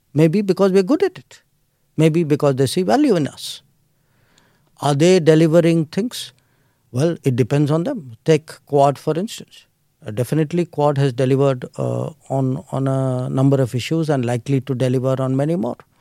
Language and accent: English; Delhi, India; I was born in Delhi. I grew up in Delhi.